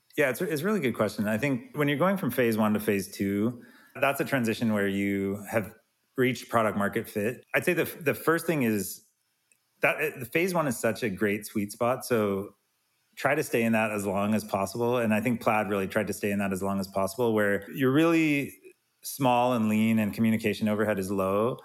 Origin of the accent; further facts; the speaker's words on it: Salt Lake City, Utah, United States; I'm from Salt Lake City